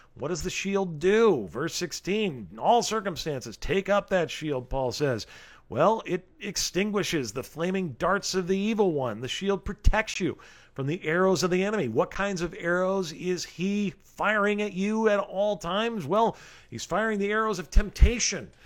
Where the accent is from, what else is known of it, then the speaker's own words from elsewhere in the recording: Rancho Cucamonga, California, United States; the beautiful city of Rancho Cucamonga, California, my hometown